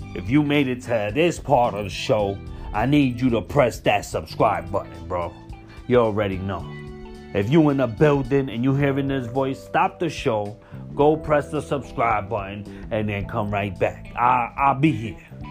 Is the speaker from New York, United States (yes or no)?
yes; New York City, New York, United States; being a New Yorker, being here when the towers hit, being in Manhattan when they hit. I was in Manhattan in school, in high school